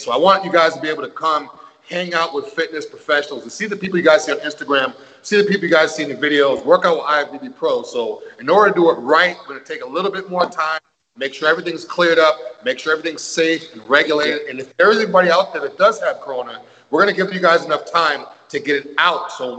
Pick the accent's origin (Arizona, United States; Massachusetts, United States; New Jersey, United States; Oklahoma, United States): Massachusetts, United States; moved away; I'm from Massachusetts. Dunkin' Donuts is like on every corner up there.